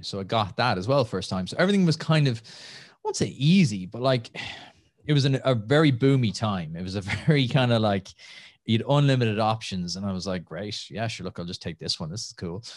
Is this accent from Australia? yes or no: no; Nenagh, Munster, Ireland; moved away as an adult; also born or lived in Limerick / Los Angeles / Calgary; now in Dublin, Ireland; from Tip, from just outside Nina originally. Uh, grew up there